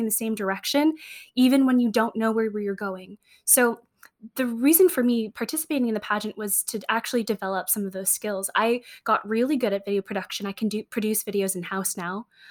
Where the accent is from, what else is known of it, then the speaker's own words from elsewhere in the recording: San Francisco, California, United States; I grew up in San Francisco